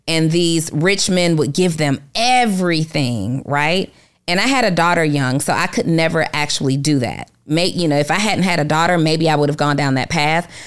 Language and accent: English; Atlanta, Georgia, United States; I grew up in Atlanta